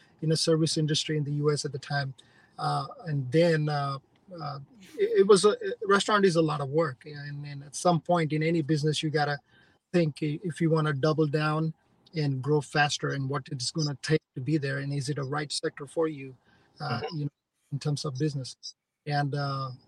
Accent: India; now in United States; the environment that I grew up in India

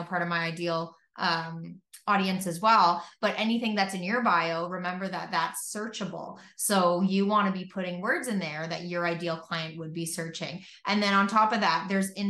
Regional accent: Canada; I'm from Canada

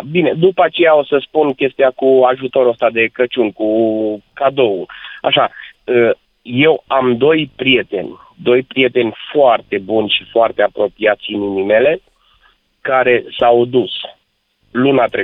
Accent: Romania; suntem mândri că suntem români

